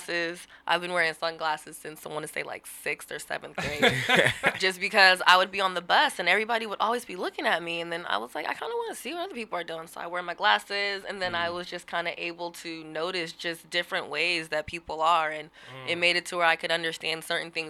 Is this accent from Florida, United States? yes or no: no; Seattle, Washington, United States; I'm born and raised in Seattle. Grew up in the CD, 19th and Cherry